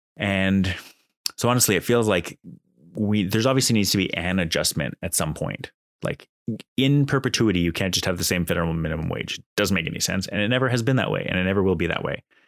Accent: Canada; as a Canadian

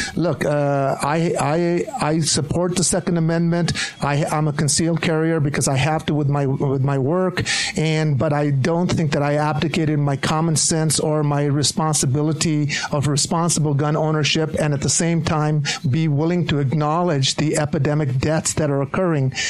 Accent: Kearns, Utah, United States; I grew up in Kearns

